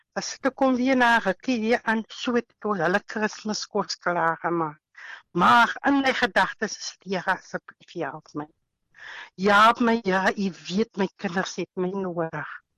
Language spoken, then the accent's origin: Afrikaans; Caledon, Western Cape, South Africa; ek is van Caledon, uitsig. Ons woon hier in Reierland